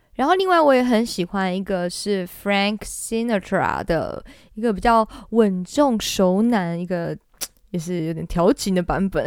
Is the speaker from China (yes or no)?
no; Taiwan; 我们东方人，或者是我们台湾人